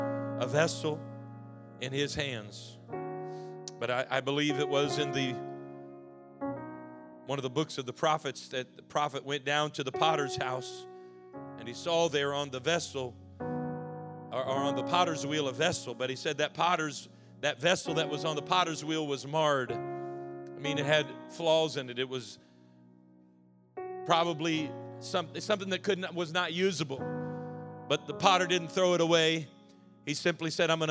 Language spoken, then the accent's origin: English; Lexington Park, Maryland, United States; also born or lived in Arizona; I was 7 years old when we moved across the country from Arizona, and he and my mom started the church here in Lexington Park